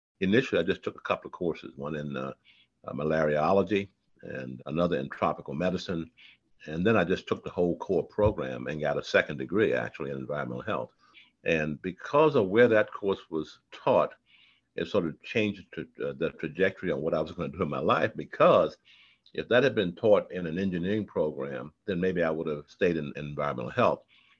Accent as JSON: {"language": "English", "town": "Washington", "region": "District of Columbia", "country": "United States", "tie": "born or raised there", "said": "I grew up in Washington, D.C."}